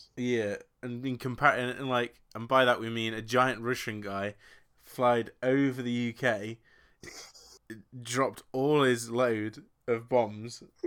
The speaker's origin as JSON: {"language": "English", "region": "England", "country": "United Kingdom", "said": "I'm English"}